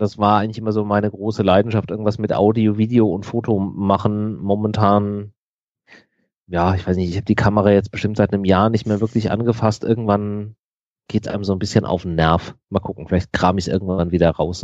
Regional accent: Frankfurt, Hesse, Germany; Ich bin gebürtiger Frankfurter, ich äh, bin da in der Nähe aufgewachsen

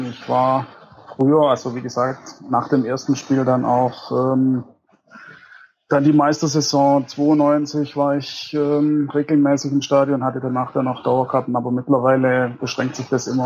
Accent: Reichenbach, Baden-Württemberg, Germany; ich komme aus Reichenbach. Das ist circa 25 Kilometer von der Arena entfernt, ähm, Richtung Göppingen.

